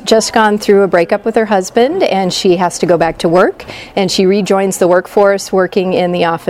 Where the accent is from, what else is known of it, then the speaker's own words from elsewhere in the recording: Midwest, United States; moved away as an adult; also born or lived in East Coast; now in California, United States; I grew up in the Midwest.